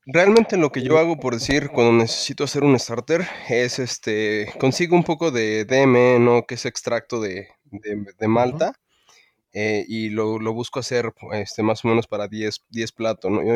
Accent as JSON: {"language": "Spanish", "country": "Mexico", "said": "soy muy mexicano"}